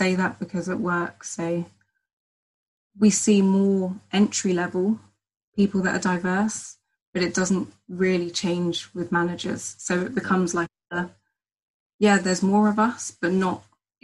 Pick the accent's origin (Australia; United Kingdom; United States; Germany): United Kingdom; Hertfordshire, East of England; also born or lived in St. Vincent (heritage) / Barbados (heritage) / Jamaica (heritage); now in London, United Kingdom; I'm originally from Hertfordshire and I live in London now in Wandsworth.